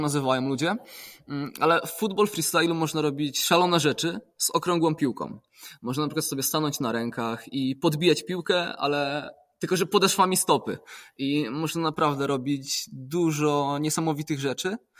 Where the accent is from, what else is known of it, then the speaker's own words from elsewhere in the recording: Poland; pochodzę z gór